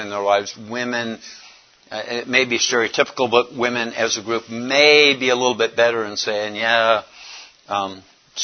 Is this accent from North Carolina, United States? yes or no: yes; Raleigh, North Carolina, United States; I am from Raleigh, North Carolina